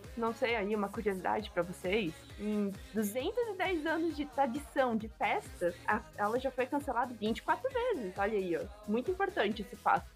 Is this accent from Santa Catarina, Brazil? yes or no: yes; near Blumenau, Santa Catarina, Brazil; moved away as an adult; now in Baden-Württemberg, Germany; Eu morava do lado de Blumenau. Vivia a minha vida inteira, tipo, 17 anos da minha vida eu estava morando do lado de Blumenau